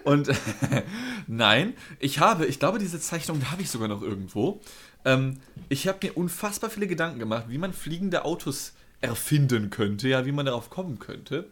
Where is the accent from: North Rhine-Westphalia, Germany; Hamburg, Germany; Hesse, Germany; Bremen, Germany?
North Rhine-Westphalia, Germany; moved away; also born or lived in Northern Germany; ich nenne es halt auch Karneval als NRW-Mensch